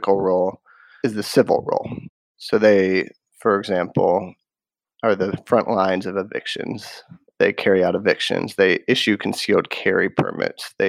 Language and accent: English; Durham, North Carolina, United States; In my hometown of Durham, North Carolina, which is a mid-sized city